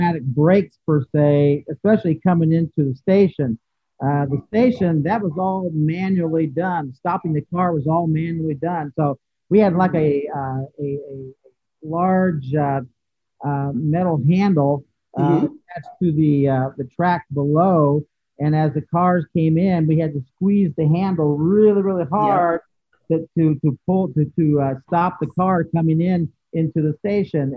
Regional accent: Warsaw, Indiana, United States; I'm originally from Warsaw, Indiana, which is in the northern part of Indiana.

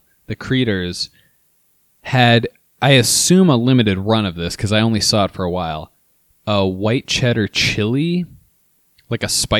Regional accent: Midwest, United States; we're from the Midwest.

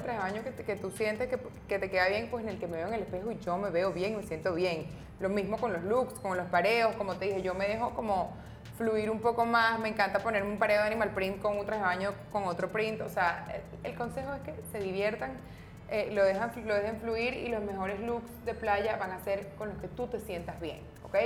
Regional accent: Venezuela; como latinoamericanas o como venezolanas

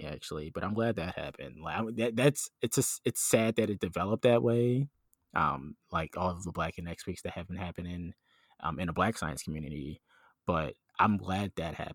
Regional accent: Philadelphia, Pennsylvania, United States; growing up in Philly for, you know, almost all my life. I'm here right now

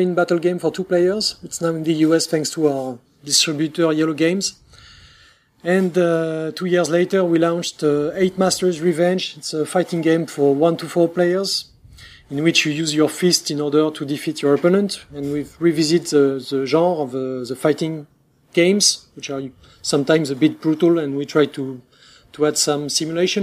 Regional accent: France; accent: French; English is a second language; we are two guys from France, so obviously we'll have a French accent

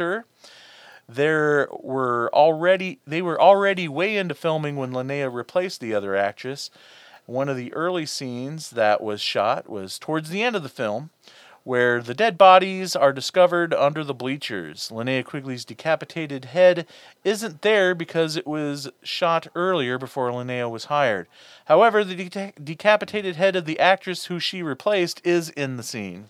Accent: Iowa, United States; here in my home state of Iowa

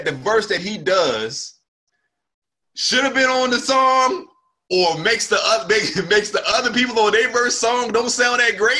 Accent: Northeast, United States; I've always felt like that was like a Northeast thing. Like I'm from the Northeast. I rock with cats from the Northeast.

